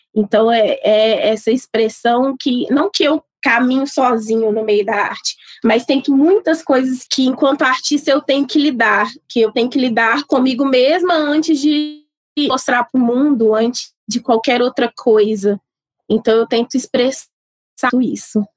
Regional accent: Sabará, Minas Gerais, Brazil; eu sou nascida e criada em Sabará

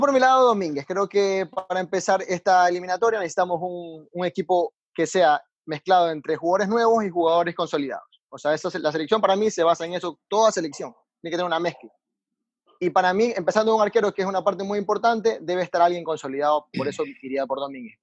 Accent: Ecuador; como ecuatoriano

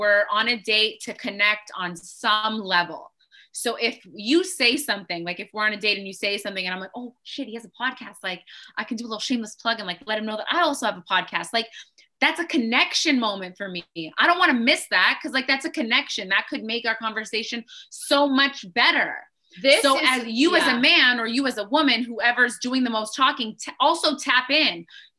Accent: Toronto, Ontario, Canada; Oh, Toronto.

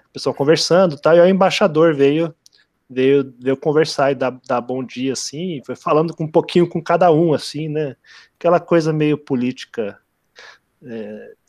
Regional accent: Brazil; ah, não, é que eu sou brasileiro. Eles são todos americanos, mas eu sou, eu sou brasileiro.

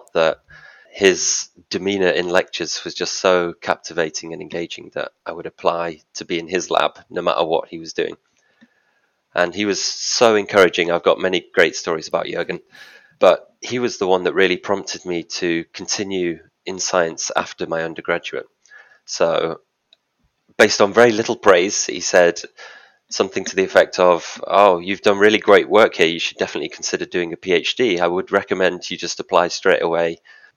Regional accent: Manchester, North West England, United Kingdom; moved away as an adult; also born or lived in Leeds / Edinburgh / London; I'm from Manchester

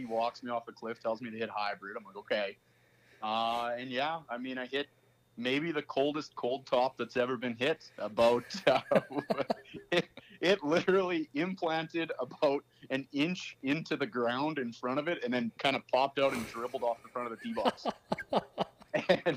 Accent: Saskatoon, Saskatchewan, Canada; also born or lived in Melfort, Saskatchewan; I kind of did half my growing up in Melfort and then the other half in Saskatoon here.

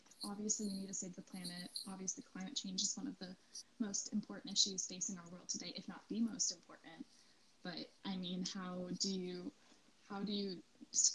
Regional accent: United States; moved away; my hometown in the United States

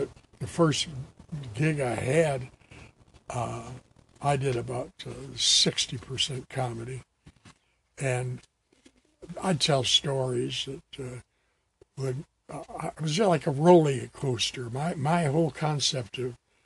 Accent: Detroit, Michigan, United States; moved away; I'm from Detroit, Michigan

